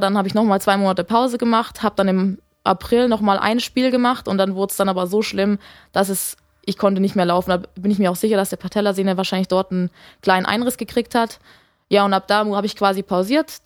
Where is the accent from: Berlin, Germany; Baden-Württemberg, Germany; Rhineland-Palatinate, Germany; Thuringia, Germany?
Baden-Württemberg, Germany; Lake Constance; habe in einem kleinen Dorf aufgewachsen am Bodensee